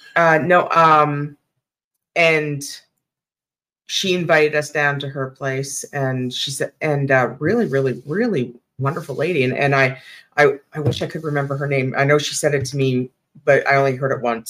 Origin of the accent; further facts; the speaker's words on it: Sarnia, Ontario, Canada; my hometown, Sarnia